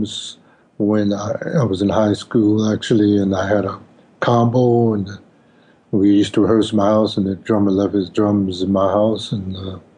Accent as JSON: {"language": "English", "town": "Chicago", "region": "Illinois", "country": "United States", "tie": "born or raised there", "said": "I'm from Chicago"}